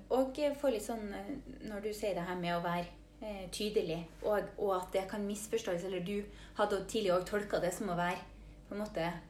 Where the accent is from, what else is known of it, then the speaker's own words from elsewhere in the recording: Mo i Rana, Nordland, Norway; now in Trondheim, Norway; Jeg er fra Mo i Rana, men bor i Trondheim